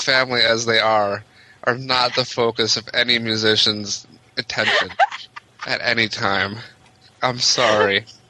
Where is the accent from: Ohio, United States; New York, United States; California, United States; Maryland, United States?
Ohio, United States; I'm from Ohio